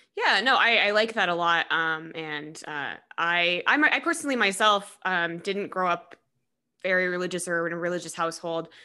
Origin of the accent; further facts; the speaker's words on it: Colorado, United States; I'm actually from Colorado